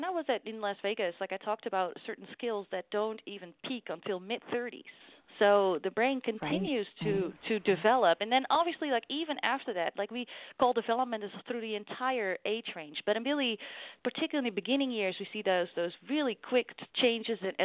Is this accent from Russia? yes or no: no; Netherlands; moved away as an adult; now in Iowa, United States; I'm from the Netherlands, and I happen to be from a community that's a very small, close-knit community where HD is relatively common.